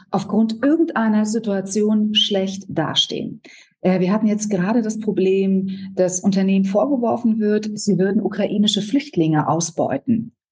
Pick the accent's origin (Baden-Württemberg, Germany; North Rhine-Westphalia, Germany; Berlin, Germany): Berlin, Germany; ich komme aus Berlin, bin hier geboren